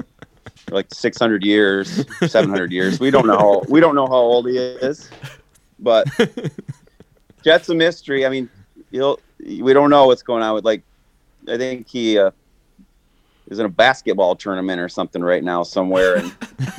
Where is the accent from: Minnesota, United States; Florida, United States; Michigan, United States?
Michigan, United States; also born or lived in California / Traverse City, Michigan; I'm originally from Michigan. I moved out west to California just out of high school, and then back to Michigan.